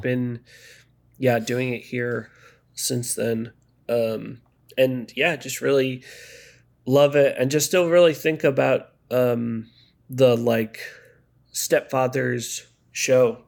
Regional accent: Maryland, United States; moved away as an adult; also born or lived in Connecticut / Chicago; now in Los Angeles, United States; I'm from Maryland

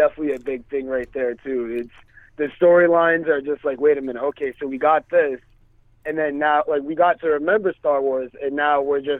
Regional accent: Worcester, Massachusetts, United States; I'm from Worcester, Mass, man.

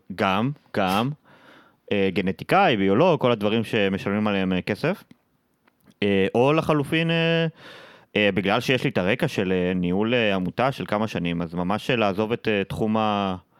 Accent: Nahariya, Northern District, Israel; moved away as an adult; also born or lived in Haifa; לגדול ילד בצפון הרחוק, בפריפריה, אני במקור מנהריה

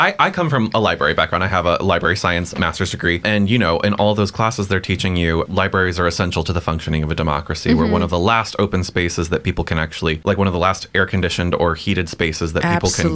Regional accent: Ohio, United States; moved away as an adult; also born or lived in Alabama; now in Baytown, United States; I'm originally from Ohio

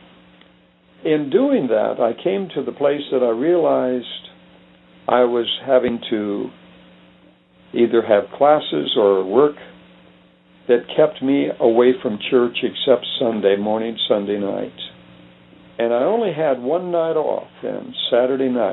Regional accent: Phoenix, Arizona, United States; also born or lived in Livingston, Montana; In 1944, we moved down during the war into Phoenix, Arizona, and that's where I grew up

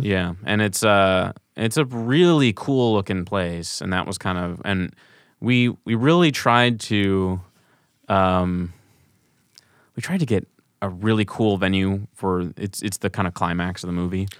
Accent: St. Louis, Missouri, United States; moved away as an adult; also born or lived in Kansas; now in Chicago, United States; growing up in Saint Louis

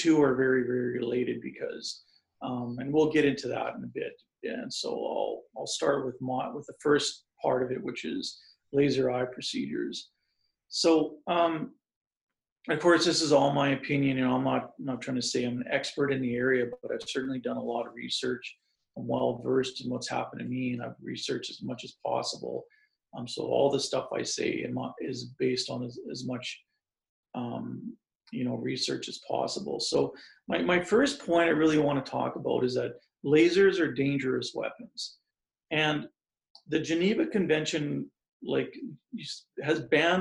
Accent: Saskatchewan, Canada; I grew up in Saskatchewan on a farm, moved to a small city

